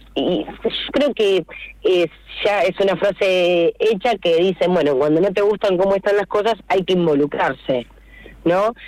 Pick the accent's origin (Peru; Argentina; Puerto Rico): Argentina; Rivadavia; yo soy de Rivadavia de, siempre, de toda la vida, viví y vivo eh, a tres cuadras de la cancha.